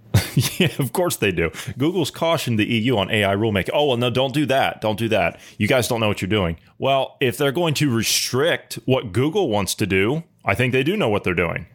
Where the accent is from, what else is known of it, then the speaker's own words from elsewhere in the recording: Ohio, United States; my home state of Ohio